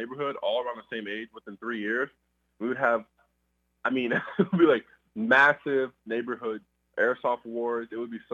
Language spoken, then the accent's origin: English; Colleyville, Texas, United States; I'm from Dallas, but from a suburban town called Colleyville out near Southlake. And just kind of my childhood was really out there in a neighborhood